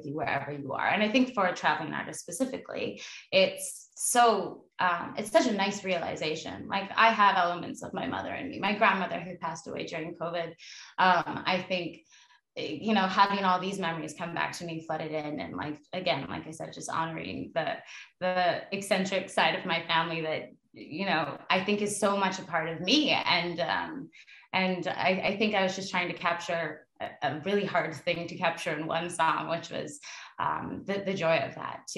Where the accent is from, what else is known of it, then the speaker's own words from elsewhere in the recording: Mission, British Columbia, Canada; I grew up in Canada, where I was raised in Mission.